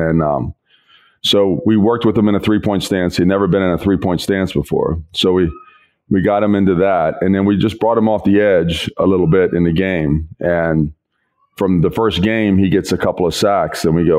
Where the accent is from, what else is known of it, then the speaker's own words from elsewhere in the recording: West Virginia, United States; born there; West Virginia.